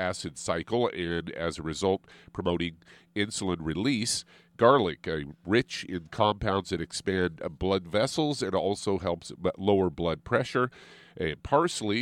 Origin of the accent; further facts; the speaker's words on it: Midwest, United States; moved away as an adult; now in California, United States; growing up as a kid growing up in the Midwest.